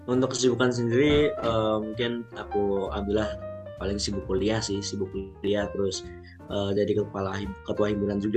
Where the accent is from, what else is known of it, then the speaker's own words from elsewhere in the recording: Pacitan, East Java, Indonesia; mungkin kalau asal aku aku dari Pacitan tapi domisili aku di Pacitan sama Surabaya